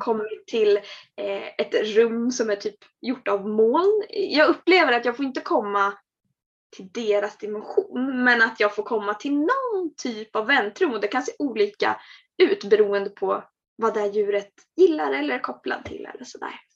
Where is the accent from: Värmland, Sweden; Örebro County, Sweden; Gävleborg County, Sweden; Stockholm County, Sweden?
Örebro County, Sweden; Örebro; moved away as an adult; also born or lived in Norrköping; Vi hade flyttat hemifrån. Vi hade flyttat från Örebro till, till Norrköping.